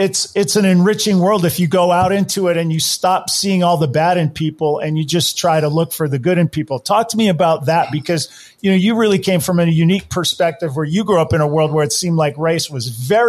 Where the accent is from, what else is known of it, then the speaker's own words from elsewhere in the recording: Hawaii, United States; I grew up in Hawaii